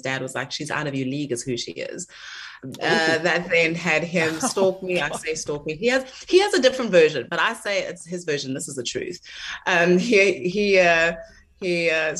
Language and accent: English; South Africa; as a South African